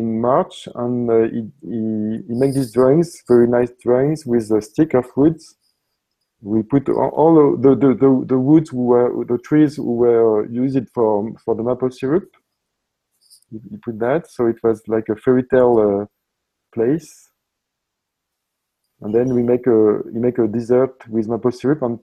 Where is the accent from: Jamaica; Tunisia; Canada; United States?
Tunisia; English is a second language; moved away; I'm coming from Tunisia, my origin